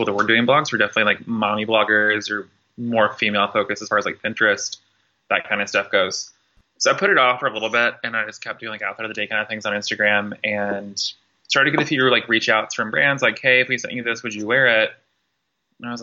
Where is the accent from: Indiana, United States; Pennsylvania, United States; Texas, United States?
Indiana, United States; southern; moved away as an adult; now in Louisville, United States; born and raised in the Kentuckiana area, originally from southern Indiana, but have lived in Louisville since I turned 18. Definitely grew up in like a smaller town in Indiana